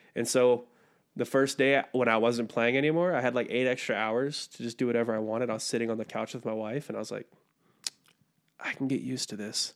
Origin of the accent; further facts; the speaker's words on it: Western Maryland, United States; moved away as an adult; also born or lived in Brazil / San Bernardino, California; now in Provo, United States; I'm from Western Maryland, middle of nowhere, out here in Provo now, going to school